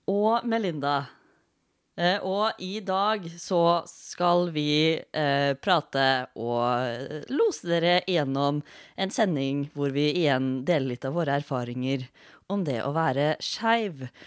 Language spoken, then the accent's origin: Norwegian; Fredrikstad, Østfold, Norway; Og så kommer jeg fra Fredrikstad. Jeg har egentlig blitt fortalt at jeg skal prøve å snakke med Fredrikstad på radio, for da får jeg en veldig gjenkjennbar eh, stemme.